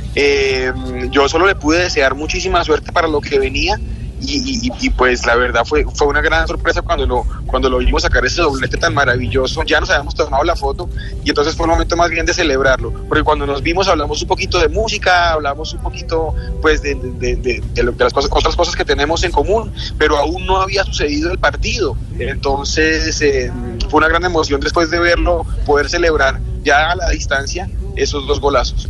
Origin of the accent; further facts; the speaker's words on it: Colombia; nuestro país